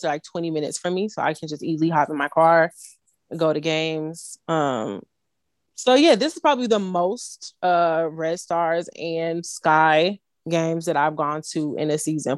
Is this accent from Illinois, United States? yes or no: yes; Chicago, Illinois, United States; on behalf of Chicagoans everywhere.